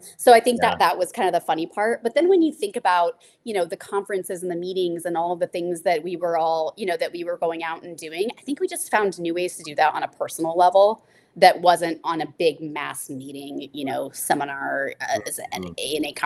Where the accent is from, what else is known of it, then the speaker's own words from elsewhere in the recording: Nebraska, United States; moved away; I grew up in Nebraska